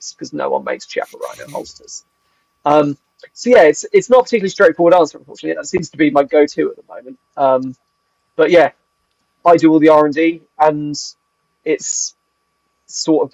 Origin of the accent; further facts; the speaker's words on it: England, United Kingdom; moved away as an adult; now in Wales, United Kingdom; And as an Englishman